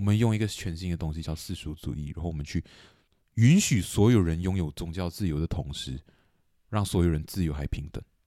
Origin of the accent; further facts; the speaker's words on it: Kuching, Sarawak, Malaysia; 古晋，对，我，我，我们家乡